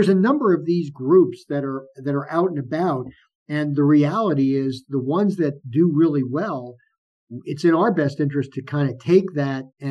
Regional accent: New York City, New York, United States; growing up in New York, you go out into New York City years ago

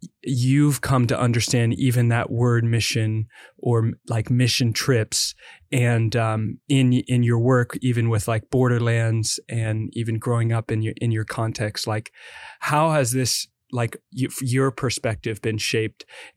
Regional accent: Midwest, United States; I grew up in the Midwest

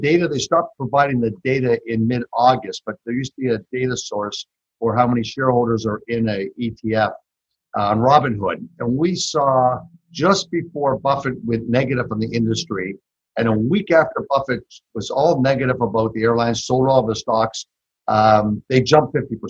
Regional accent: Canada; moved away as an adult; also born or lived in Toronto; now in Texas, United States; I'm originally from Canada. So tell by my accent. So I like to tell people I've been here 30 years in Texas. So I'm a Texcan.

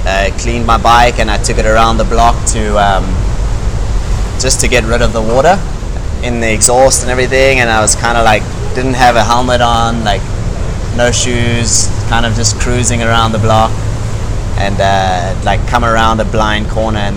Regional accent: Hermanus, Western Cape, South Africa; I was born in Cape Town, and then at the age of 7, we moved to Onrus

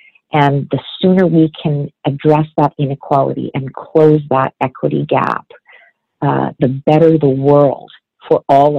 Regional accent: Vancouver, British Columbia, Canada; also born or lived in Ontario; I grew up in Vancouver. And then I spent a number of years in Ontario, actually, when I was in university and as a young adult, and then came back to BC

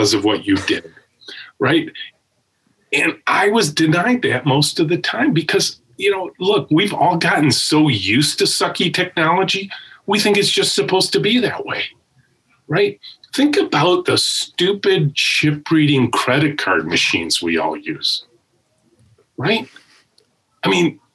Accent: Macomb County, Michigan, United States; I grew up in Macomb County. I'm a pure Michigan kid

